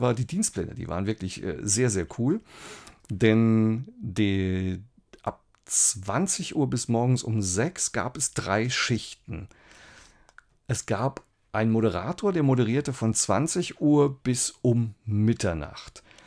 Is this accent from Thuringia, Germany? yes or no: no; Saarbrücken, Saarland, Germany; moved away as an adult; also born or lived in Mannheim; ich komme aus Saarbrücken